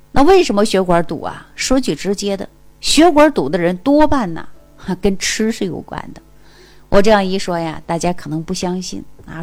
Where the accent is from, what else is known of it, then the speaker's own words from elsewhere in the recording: Jilin, China; 大家都知道我是东北人， 啊， 我老家就是吉林的